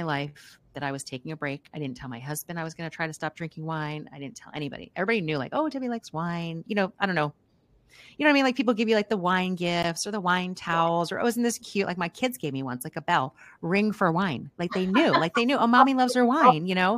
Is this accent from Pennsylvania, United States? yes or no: yes; outside Philadelphia, Pennsylvania, United States; now in Kentucky, United States; I am grew up outside Philadelphia